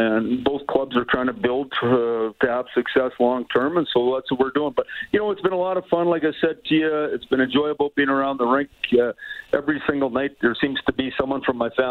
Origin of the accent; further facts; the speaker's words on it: Saskatoon, Saskatchewan, Canada; moved away; also born or lived in Montreal; I grew up in Saskatoon. It's fun to be back